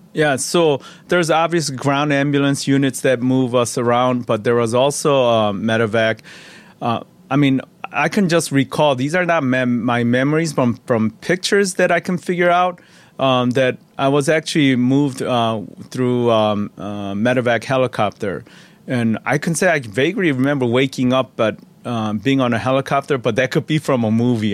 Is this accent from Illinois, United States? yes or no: yes; Chicago, Illinois, United States; also born or lived in Chuncheon, South Korea; we settled in, um, uh, Chicago, Illinois. Uh, and I, I grew up there